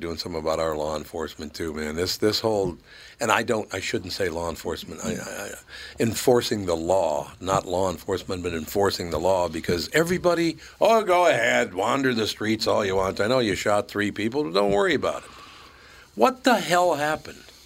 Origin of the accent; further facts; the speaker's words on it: United States; because I'm an American